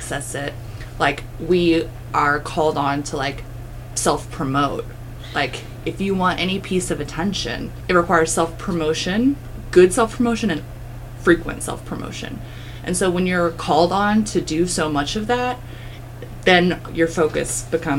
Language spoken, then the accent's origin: English; United States; we, like, act as Americans